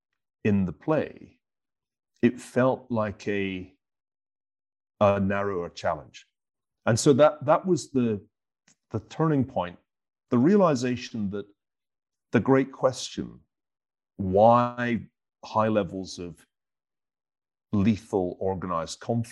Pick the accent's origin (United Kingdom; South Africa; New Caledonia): United Kingdom; Glasgow, Scotland; I was a teenager in the 1970s, growing up in Glasgow